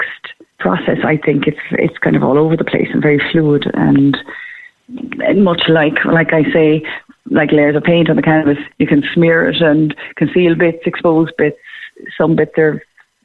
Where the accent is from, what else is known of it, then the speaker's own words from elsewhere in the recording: Clonakilty, Munster, Ireland; I'm from Clonakilty originally